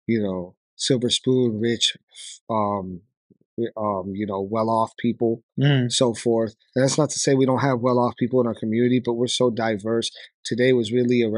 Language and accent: English; New York, United States; I was born in Brooklyn, New York.